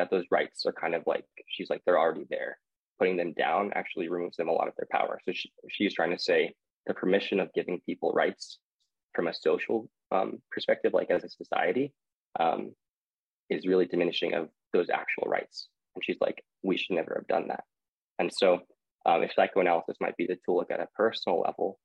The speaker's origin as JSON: {"language": "English", "region": "New Mexico", "country": "United States", "moved": "yes", "lives_now": "Denver, United States", "said": "I come from New Mexico, and so for most of the year there's a firework ban"}